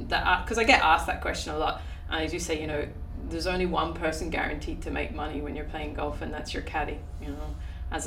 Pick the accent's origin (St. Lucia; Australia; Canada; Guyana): Australia; Adelaide, South Australia; moved away as an adult; now in Ireland; Adelaide. I was born in Adelaide, yeah, and lived there for about, I think it was 15 years, 16